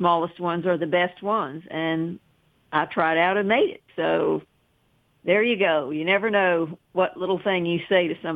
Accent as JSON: {"language": "English", "town": "Chattanooga", "region": "Tennessee", "country": "United States", "tie": "born or raised there", "also_born_or_lived": "Cleveland, Tennessee", "said": "I grew up in Chattanooga"}